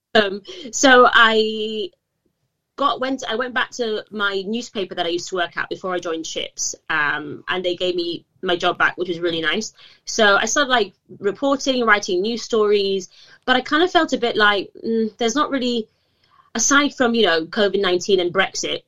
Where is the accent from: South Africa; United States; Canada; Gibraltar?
Gibraltar; moved away as an adult; also born or lived in Manchester, United Kingdom; I'm from uh, the Rock of Gibraltar, uh, born and raised